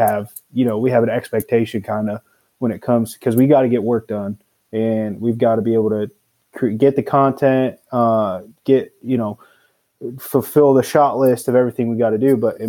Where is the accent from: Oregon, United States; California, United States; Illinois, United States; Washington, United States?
Washington, United States; No, I'm actually from Washington State.